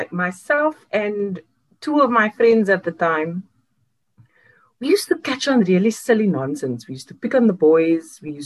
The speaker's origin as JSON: {"language": "English", "town": "Cape Town", "region": "Western Cape", "country": "South Africa", "tie": "born or raised there", "said": "I grew up in one house my entire life, which was my grandmother's house and now my mother's house in Lansdowne."}